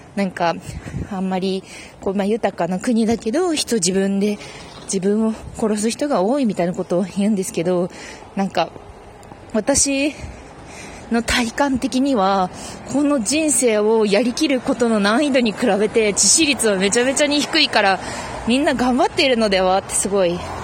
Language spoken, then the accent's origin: Japanese; Fukuoka, Japan; 私もね、福岡出身なんですよ。